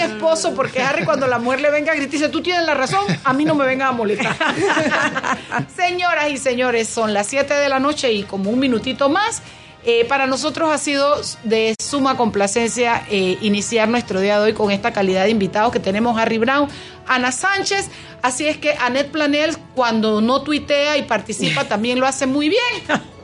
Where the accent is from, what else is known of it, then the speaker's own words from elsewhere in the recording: Chiriquí, Panama; nací yo en la República Internacional de Chiriquí, bueno, cuando todavía pertenecíamos a Panamá